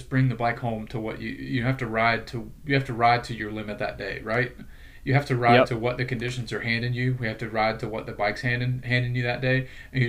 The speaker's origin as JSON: {"language": "English", "country": "United States", "said": "I'm the American"}